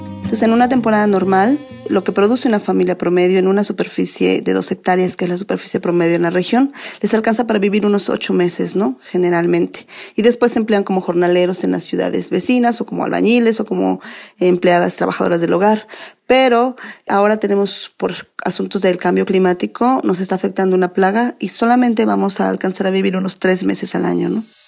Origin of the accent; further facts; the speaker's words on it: Ixhuatlán del Café, Veracruz, Mexico; yo nací ahí en Izhuatlán del Café